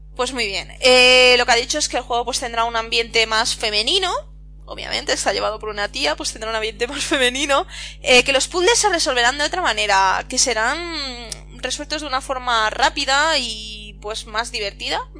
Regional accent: Catalonia, Spain; yo soy catalana

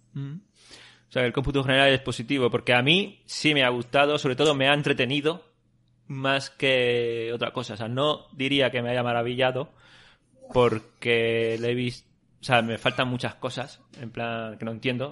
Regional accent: Callosa de Segura, Valencian Community, Spain; Yo tenía un amigo en Callosa, en mi pueblo, Callosa de Segura

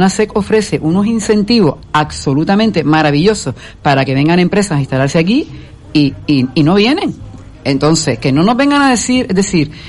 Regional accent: Venezuela; born there; aunque yo nací en Venezuela, pero bueno, mi madre es española

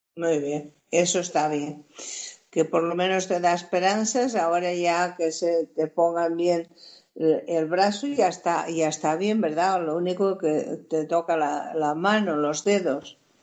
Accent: Portugal; now in Spain; Yo soy portuguesa de origen, española por, adopción, por matrimonio

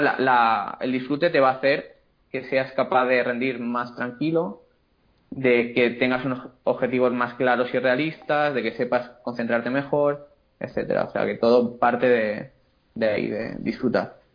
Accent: Castellón de la Plana, Valencian Community, Spain; soy de Castellón, tengo la consulta aquí en, Castellón

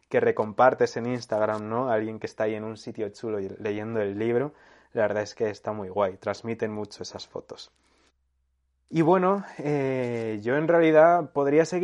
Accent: Segovia, Castile and León, Spain; Segovia, ¿no? Que es mi tierra.

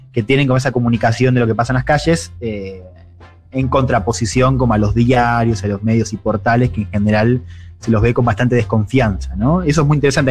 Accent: Argentina; now in Chile; Yo soy periodista argentina

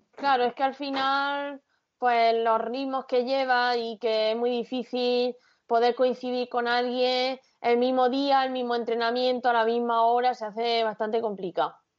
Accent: Caravaca de la Cruz, Region of Murcia, Spain; mi pueblo, de Caravaca

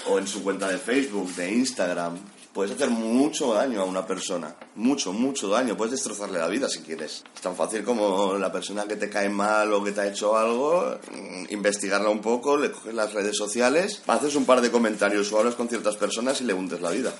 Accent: Cubelles, Catalonia, Spain; soy de Cubellas, Barcelona

